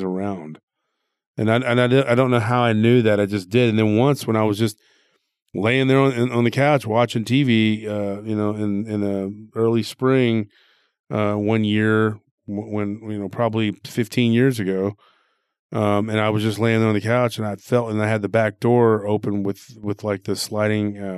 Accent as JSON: {"language": "English", "region": "Texas", "country": "United States", "tie": "born or raised there"}